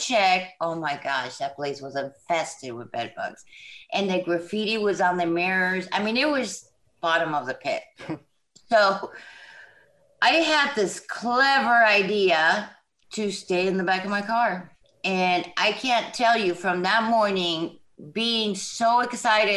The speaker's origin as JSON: {"language": "English", "region": "Southern California", "country": "United States", "moved": "as an adult", "lives_now": "Jackson, United States", "said": "right now I'm in Jackson, Mississippi. I'm originally from Southern California"}